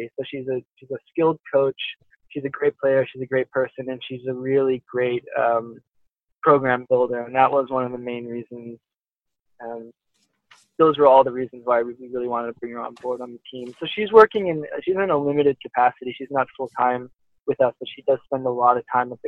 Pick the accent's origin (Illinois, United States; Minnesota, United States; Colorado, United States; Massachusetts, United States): Massachusetts, United States; Boston suburbs; also born or lived in Nanjing, China; I grew up in the Boston suburbs where I've opened up this club